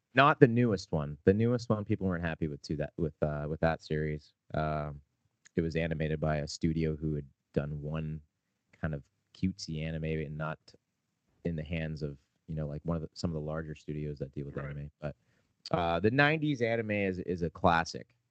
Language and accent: English; Canada; we're a Canadian band